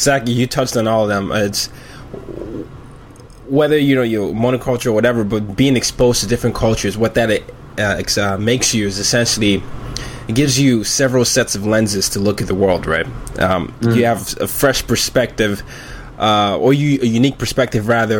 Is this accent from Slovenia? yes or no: no; Nigeria; I'm from Nigeria, and oftentimes, and Nigeria is my heart